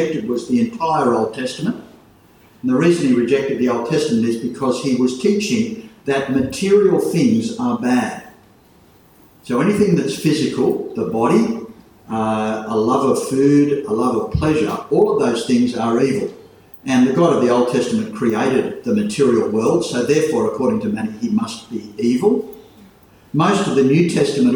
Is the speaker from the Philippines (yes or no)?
no; Port Macquarie, New South Wales, Australia; When I was growing up in Port Macquarie Church